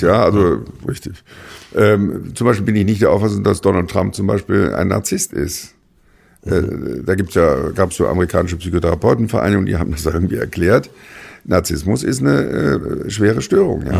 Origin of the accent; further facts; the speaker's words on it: Germany; als Rheinländer